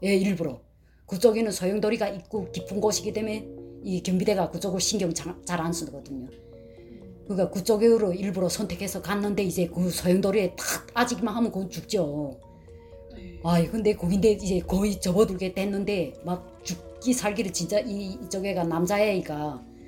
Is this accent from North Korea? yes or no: yes; North Korea; moved away as an adult; also born or lived in China; now in Alabama, United States; 저희는 탈북자인데 우린 두 자매다